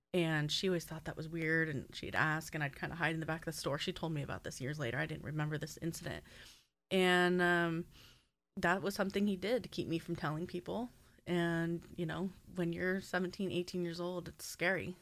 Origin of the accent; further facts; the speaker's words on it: Southern California, United States; I grew up in Southern California